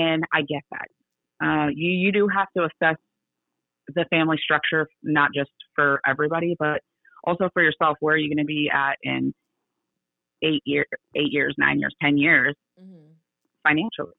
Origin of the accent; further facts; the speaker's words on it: California, United States; moved away as an adult; also born or lived in Everett, Washington; now in Texas, United States; I was still born in California and I'm a Californian.